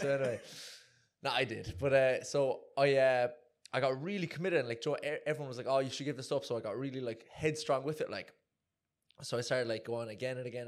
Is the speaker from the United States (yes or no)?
no; Cork, Munster, Ireland; accent: Irish; moved away; I'm from Cork, and it's like everyone in Cork races.